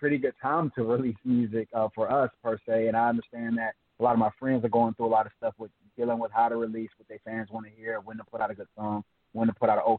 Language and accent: English; Savannah, Georgia, United States; moved away as an adult; also born or lived in Los Angeles; I grew up in Savannah all my life. In Savannah, Georgia, all my family's there